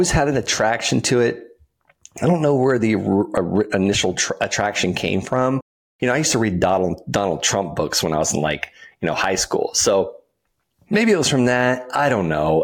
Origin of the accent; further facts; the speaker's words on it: Okeechobee, Florida, United States; I'm from Okeechobee, Florida. The biggest producer of income in the county I grew up in is feeder calves, cows.